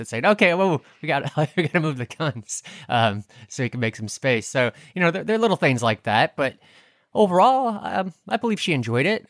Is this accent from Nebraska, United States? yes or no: yes; Brainard, Nebraska, United States; moved away as an adult; I do definitely love Brainerd